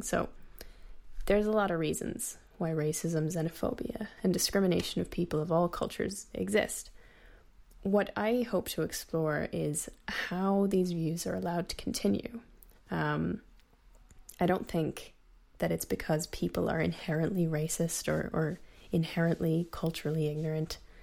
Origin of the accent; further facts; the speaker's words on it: United States; I'm Irish American